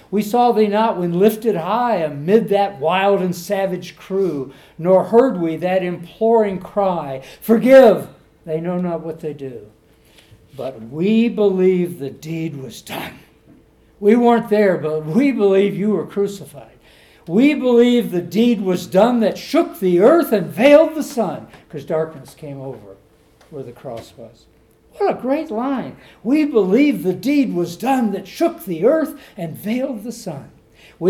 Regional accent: Detroit, Michigan, United States; when I was growing up in Detroit, Michigan.

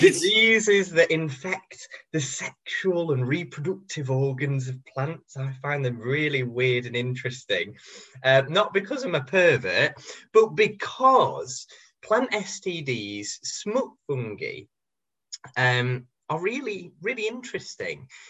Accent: Cheshire, North West England, United Kingdom; I grew up in Cheshire

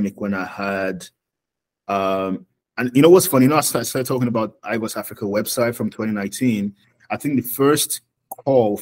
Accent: Oyo, Nigeria; also born or lived in Lagos, Nigeria / Cyprus; I'm from Oyo State.

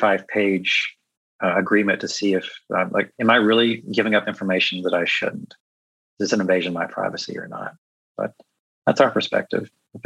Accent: Chicago, Illinois, United States; it knows that I'm from Chicago.

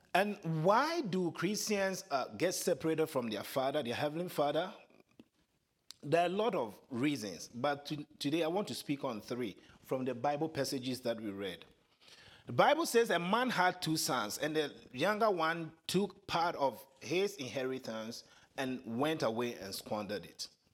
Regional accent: Ghana; accent: African; first language Twi; English is a second language; moved away; my first language, Chi, T-W-I

